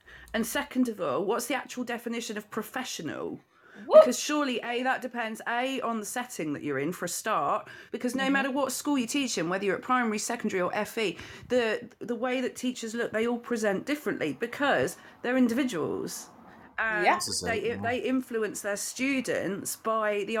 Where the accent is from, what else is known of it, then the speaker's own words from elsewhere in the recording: Leicester, East Midlands, United Kingdom; now in Northamptonshire, United Kingdom; I'm from Leicester originally, but I'm currently in Northamptonshire in the UK